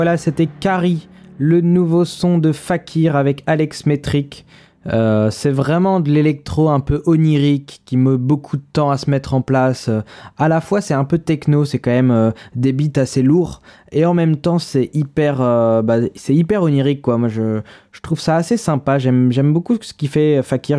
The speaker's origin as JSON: {"language": "French", "town": "Paris", "region": "Île-de-France", "country": "France", "said": "moi, je suis parisien"}